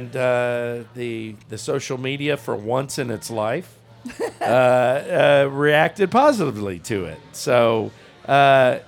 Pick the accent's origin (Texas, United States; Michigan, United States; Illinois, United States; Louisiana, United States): Louisiana, United States; I'm from Louisiana